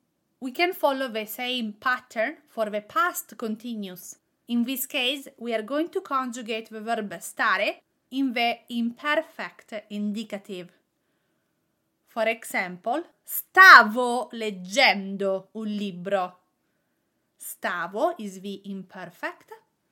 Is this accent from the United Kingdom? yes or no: no; Italy; accent: Italian; English is a second language; I have a strong ing with my Italian accent.